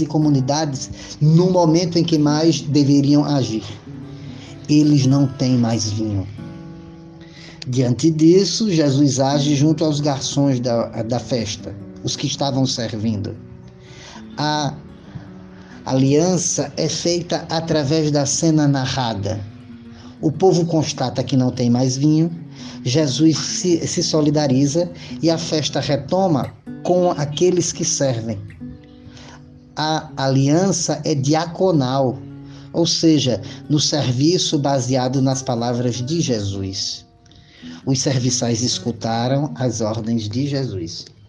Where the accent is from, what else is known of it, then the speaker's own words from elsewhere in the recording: Recife, Pernambuco, Brazil; sou de Recife, Pernambuco.